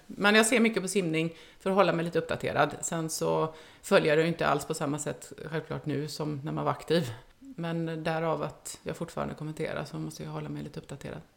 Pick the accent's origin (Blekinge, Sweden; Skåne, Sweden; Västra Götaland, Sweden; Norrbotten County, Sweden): Västra Götaland, Sweden; Uddevalla; now in Gothenburg, Sweden; jag kommer inte från Göteborg, jag kommer från Uddevalla, men bor i Göteborg